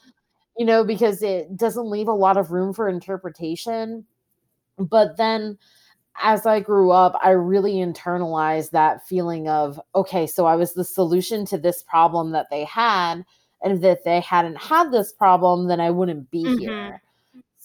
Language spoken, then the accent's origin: English; Long Island, New York, United States; also born or lived in South Korea; I was adopted by Irish Catholic parents and raised in a predominantly white neighborhood on Long Island